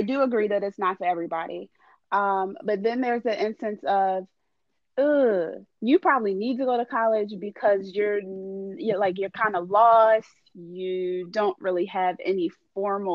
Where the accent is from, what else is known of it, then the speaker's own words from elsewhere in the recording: Baltimore, Maryland, United States; now in Washington, D.C., United States; I grew up in Baltimore